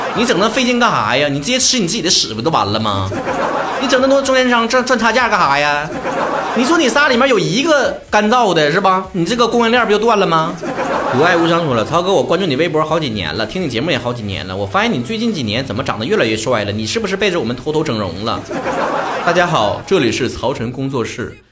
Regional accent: China; 像我们中国人如果生气了

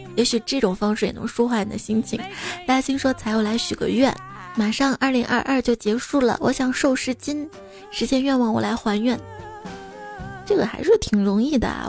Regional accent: Guanzhong, Shaanxi, China; accent: Guanzhong dialect; 我们陕西关中方言

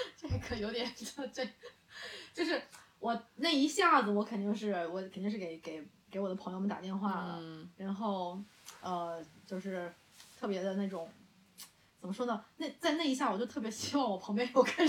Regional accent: China; 我觉得这可能是我们中国人才特有的一些

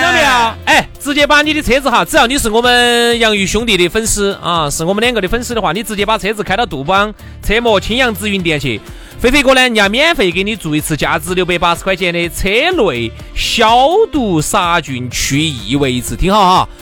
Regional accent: Sichuan, China; accent: Sichuanese; 按照我们四川话来说呢，这个抱怨就是啥子？我们喊你屁话都

